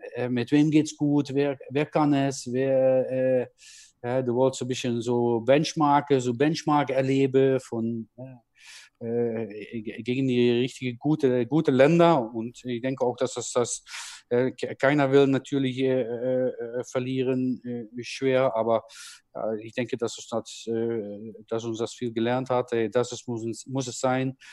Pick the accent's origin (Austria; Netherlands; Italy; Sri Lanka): Netherlands; German is a second language; moved away as an adult; now in Germany; aus meinem Land, ne, aus meinem Geburtsland